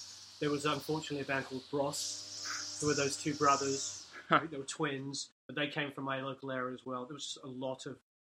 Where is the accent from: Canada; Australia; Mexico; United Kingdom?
United Kingdom; Crookham Village, South East England; moved away as an adult; now in United States; I grew up in a little village called Crookham Village in Hampshire. Which is probably about 35 miles southeast of London. That's not true. It's about 35 miles southwest of London